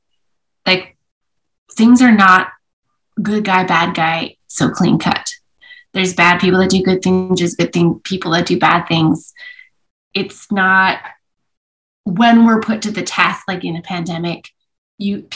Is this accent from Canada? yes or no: yes; Edmonton, Alberta, Canada; also born or lived in Vancouver; I grew up in Edmonton when in some years where Edmonton won things